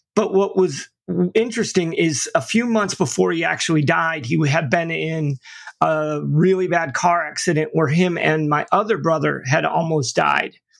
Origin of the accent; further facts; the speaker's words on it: upstate New York, United States; also born or lived in Florida / St. Petersburg, Florida; now in Tampa, United States; I actually, you know, grew up in upstate New York, but my mother and father divorced when I was in, you know, kindergarten